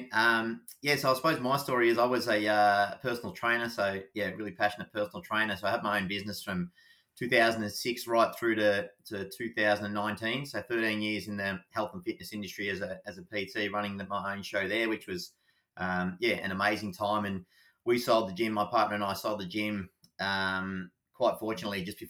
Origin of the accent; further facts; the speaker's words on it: Anglesea, Victoria, Australia; I grew up in Anglesey, so always a really passionate runner